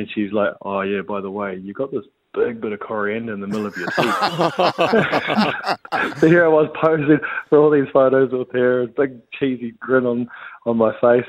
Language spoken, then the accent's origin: English; just outside Canterbury, New Zealand; I grew up just outside of Canterbury